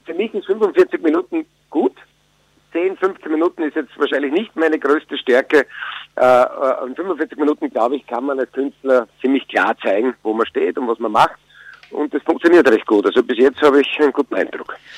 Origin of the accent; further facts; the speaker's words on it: Styria, Austria; also born or lived in Vienna; now in Burgenland, Austria; Ich bin eigentlich Steirer